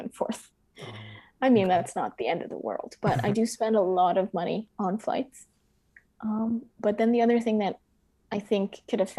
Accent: United States; moved away; as an American studying abroad

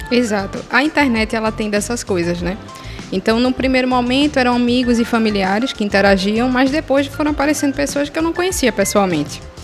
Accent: Pernambuco, Brazil; also born or lived in Ceará; eu cresci ouvindo muito nos anos 90 como uma boa pernambucana, muito forró

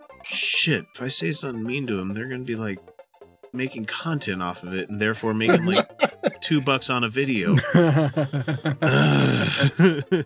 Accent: Utah, United States; we're three fuckers from Utah

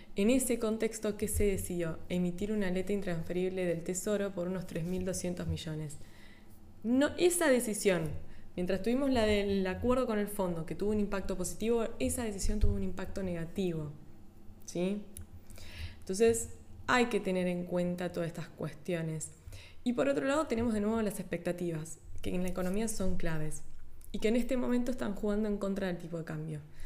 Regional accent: Argentina; los argentinos, que somos

